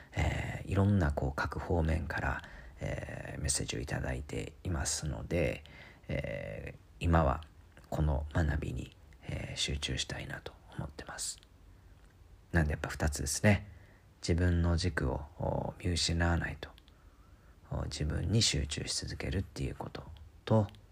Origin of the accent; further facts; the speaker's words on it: Kansai, Japan; 日本に生まれて関西で育ち